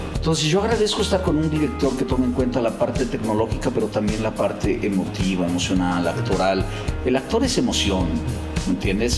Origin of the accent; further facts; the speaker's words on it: Mexico; now in Los Angeles, United States; Mis mexicanos, mi raza, eso es lo que me hace sentir muy mexicano